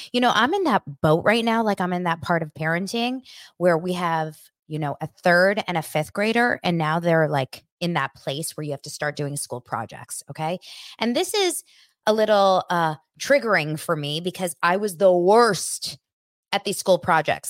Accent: Los Angeles, California, United States; I grew up here in Los Angeles, and I went to school in Beverly Hills

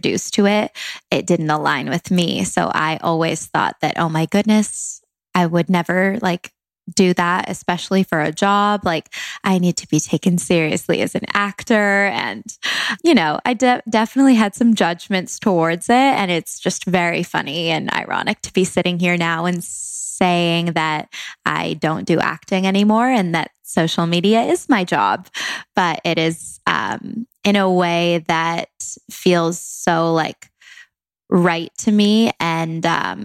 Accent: Langley, British Columbia, Canada; moved away as an adult; now in Los Angeles, United States; I'm from Langley, Canada, a small town, but moved to LA 3.5 years ago now.

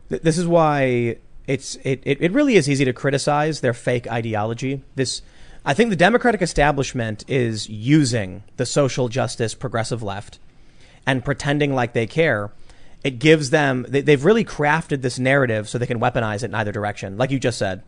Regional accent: Chicago, Illinois, United States; I'm from Chicago

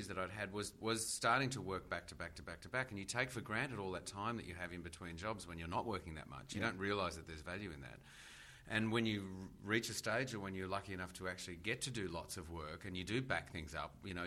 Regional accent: Australia; as an Australian

